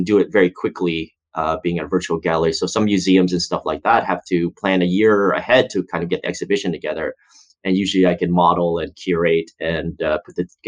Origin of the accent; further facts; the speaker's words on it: Canada; I'm Chinese Canadian, so I'm not even American